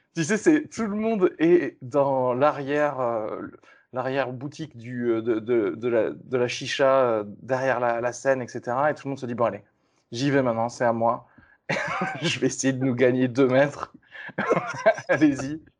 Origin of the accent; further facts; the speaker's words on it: Toulouse, Occitania, France; je viens de Toulouse